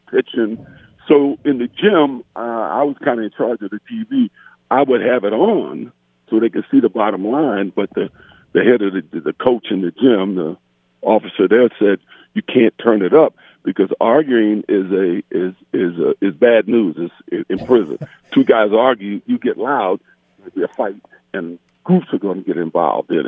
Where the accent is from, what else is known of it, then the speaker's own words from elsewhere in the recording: San Francisco, California, United States; I didn't grow up in Brentwood. I grew up in San Francisco in a couple of pretty rough neighborhoods